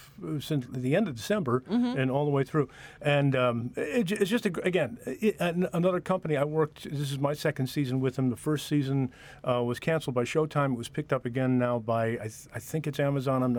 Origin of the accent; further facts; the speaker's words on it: Detroit, Michigan, United States; now in Pittsburgh, United States; I'm from Detroit originally